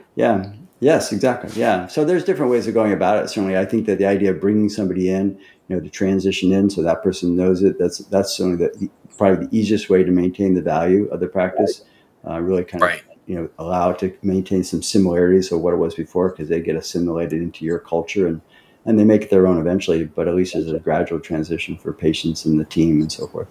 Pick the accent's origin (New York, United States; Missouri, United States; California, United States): New York, United States; Central; now in Florida and Montana, United States; I was from Central New York